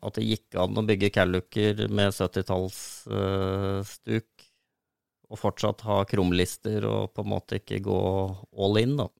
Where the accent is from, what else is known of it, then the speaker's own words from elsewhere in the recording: Solør, Innlandet, Norway; jeg har vokst opp eh, på prærien i Solør